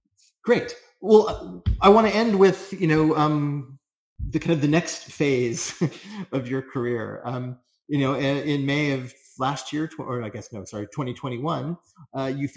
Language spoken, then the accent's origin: English; United States; As an American